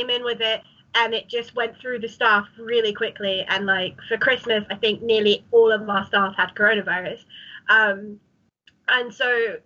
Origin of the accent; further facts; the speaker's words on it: Ilford, London, United Kingdom; I didn't leave my hometown for like a year because like no one did really, did they? And so I just stayed in Ilford